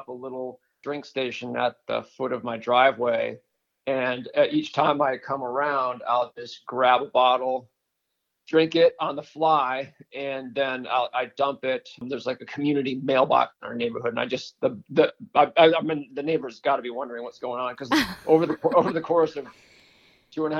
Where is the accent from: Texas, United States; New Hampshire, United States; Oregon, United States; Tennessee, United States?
New Hampshire, United States; I grew up in New Hampshire